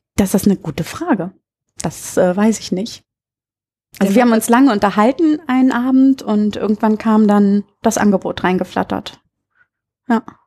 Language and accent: German; Berlin, Germany; also born or lived in Munich; now in Münster, Germany; ich komme ursprünglich aus Berlin